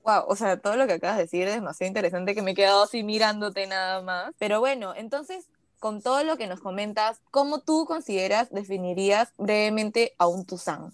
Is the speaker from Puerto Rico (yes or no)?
no; Peru; Yo soy nacida en Perú, pero mis papás los dos son chinos